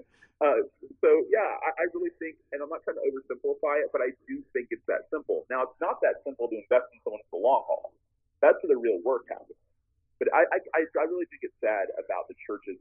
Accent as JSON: {"language": "English", "town": "Tallahassee", "region": "Florida", "country": "United States", "tie": "born or raised there"}